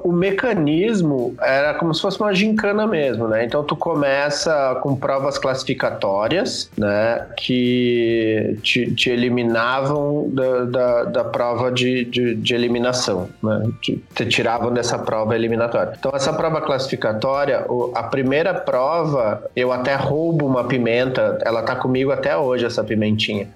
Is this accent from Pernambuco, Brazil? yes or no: no; Santa Maria, Rio Grande do Sul, Brazil; now in São Paulo, Brazil; fui pra Santa Maria só pra recuperar o sotaque